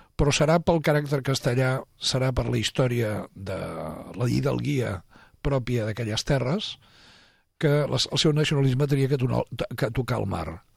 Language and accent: Catalan; Catalonia, Spain; els que som catalans